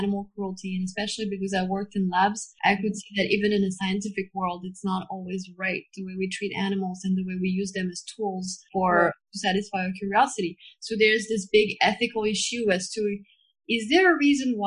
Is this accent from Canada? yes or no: no; France; I grew up in France